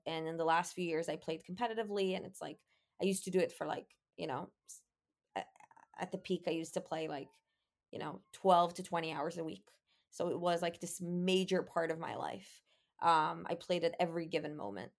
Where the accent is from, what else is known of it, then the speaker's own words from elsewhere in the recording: Israel; growing up in Israel